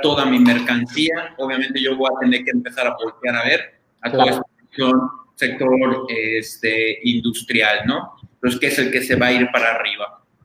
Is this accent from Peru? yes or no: no; Mexico